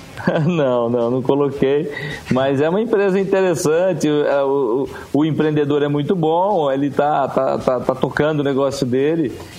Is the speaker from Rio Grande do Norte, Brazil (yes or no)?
yes; Rio Grande do Norte, Brazil; Eu sou do Rio Grande do Norte, o segundo estado que mais produz castanha de caju no Brasil